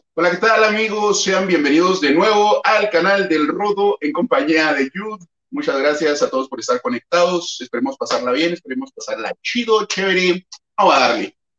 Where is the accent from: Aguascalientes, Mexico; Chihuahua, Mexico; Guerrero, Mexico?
Chihuahua, Mexico; soy de Chihuahua